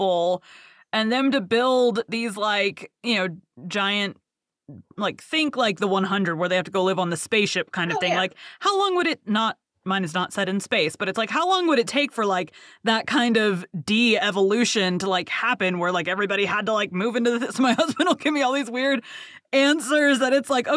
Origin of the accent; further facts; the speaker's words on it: Texas, United States; accent: Southern; I am from Texas, and I have a terrible Southern accent.